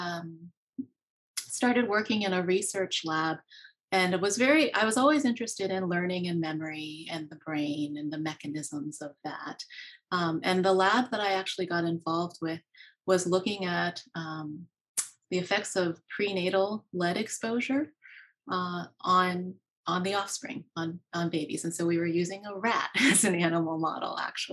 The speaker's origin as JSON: {"language": "English", "region": "Maryland", "country": "United States", "tie": "born or raised there", "also_born_or_lived": "Pennsylvania", "said": "I was born in Pennsylvania and grew up in Maryland"}